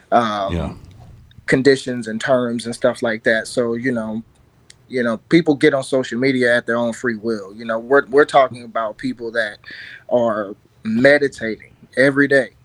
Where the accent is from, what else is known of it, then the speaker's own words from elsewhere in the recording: St. Louis, Missouri, United States; I'm from South City